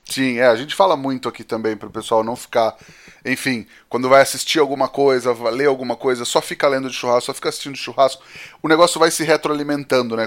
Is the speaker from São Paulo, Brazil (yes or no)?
yes; São Paulo, Brazil; Também fui criado no DDD 018